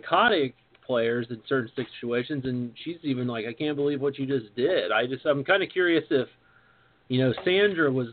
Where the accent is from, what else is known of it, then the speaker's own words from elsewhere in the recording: Midwest, United States; I'm from the Midwest too, and I'm white